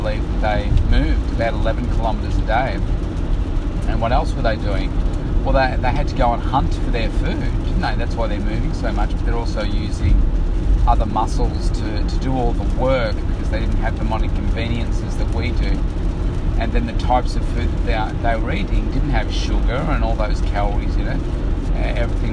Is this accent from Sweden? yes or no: no; Bendigo, Victoria, Australia; when I was a kid, I was born in Bendigo